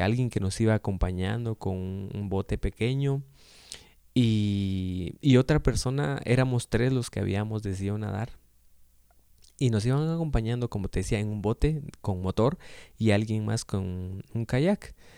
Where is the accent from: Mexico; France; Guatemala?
Guatemala; soy de Guatemala